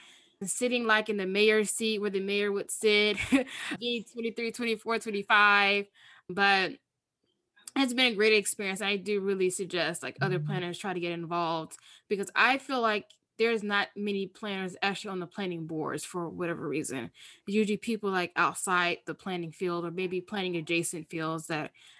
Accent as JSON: {"language": "English", "region": "the South", "country": "United States", "tie": "born or raised there", "lives_now": "New York City, United States", "said": "growing up in the South, respect to your elders, and then you're like over your elders."}